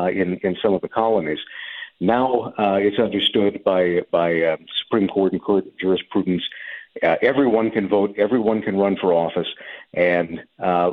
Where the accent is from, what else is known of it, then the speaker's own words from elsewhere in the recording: Ohio, United States; my home state of Ohio